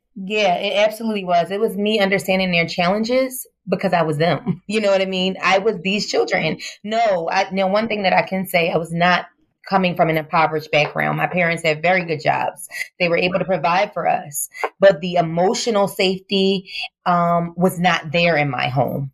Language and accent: English; Philadelphia, Pennsylvania, United States; Yes, I am from Philadelphia, West Philadelphia, born and raised.